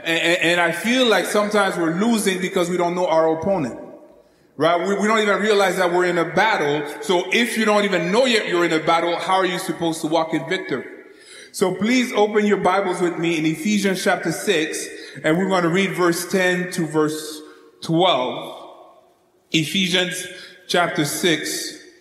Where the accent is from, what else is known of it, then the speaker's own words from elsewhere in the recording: Canada; now in United States; As a Canadian that moved to the United States